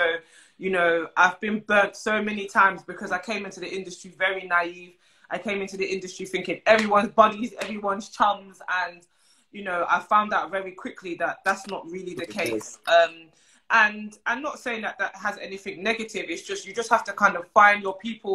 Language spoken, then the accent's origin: English; London, United Kingdom; I'm from Brixton, South London